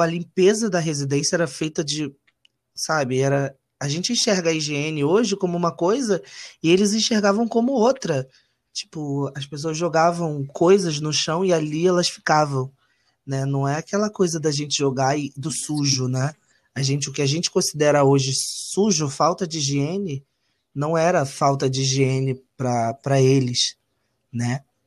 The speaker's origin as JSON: {"language": "Portuguese", "region": "Rio de Janeiro", "country": "Brazil", "tie": "born or raised there", "said": "eu não nasci no Rio de Janeiro, então eu vim para cá muito novo"}